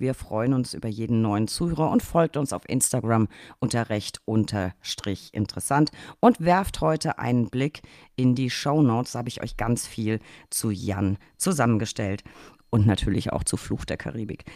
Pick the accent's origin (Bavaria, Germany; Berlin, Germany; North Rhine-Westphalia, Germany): Bavaria, Germany; Franconia; Ich komme ja aus Franken